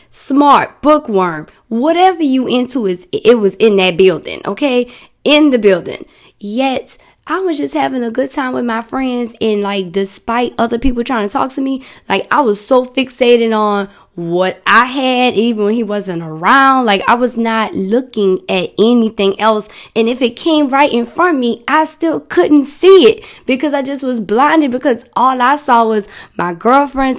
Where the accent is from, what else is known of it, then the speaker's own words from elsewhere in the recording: New Orleans, Louisiana, United States; I'm from New Orleans